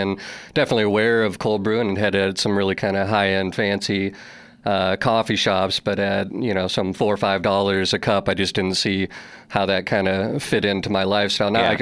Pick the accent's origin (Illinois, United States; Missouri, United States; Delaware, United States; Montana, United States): Missouri, United States; Columbia; moved away as an adult; now in New York City, United States; I would consider Missouri my home state. Wasn't born there, but spent the majority of my childhood in Columbia, Missouri, where the University of Missouri is from, and so grew up there